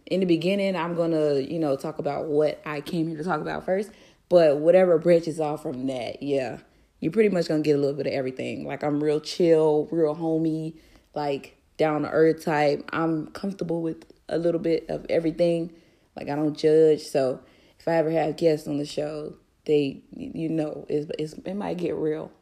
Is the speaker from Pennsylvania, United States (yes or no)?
no; Florida, United States; moved away as an adult; also born or lived in Fort Lauderdale / Tallahassee; I'm from Florida. I lived in Fort Lauderdale and Tallahassee all of my life, um, between the two cities